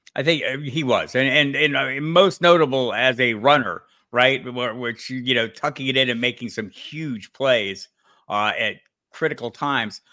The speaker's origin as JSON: {"language": "English", "town": "Tucson", "region": "Arizona", "country": "United States", "tie": "born or raised there", "said": "I was one of the few natives of Tucson, Arizona"}